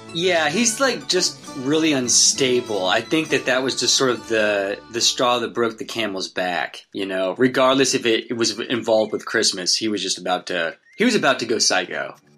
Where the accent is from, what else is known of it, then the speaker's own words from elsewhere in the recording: Wichita, Kansas, United States; my hometown of Wichita, Kansas. I was just like a little kid